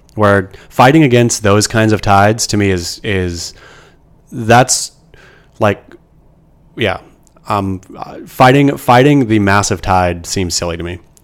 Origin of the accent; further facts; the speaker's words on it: Oregon, United States; now in California, United States; growing up in Oregon